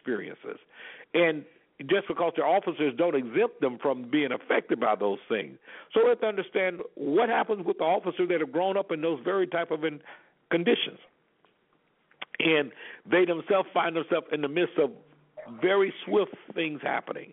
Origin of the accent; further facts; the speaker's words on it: Alabama, United States; I grew up in Alabama in the Deep South.